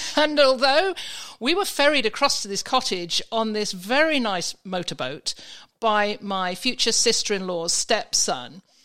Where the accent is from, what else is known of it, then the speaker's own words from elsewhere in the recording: England, United Kingdom; moved away; from my accent, I, you can probably understand, I was in England at the time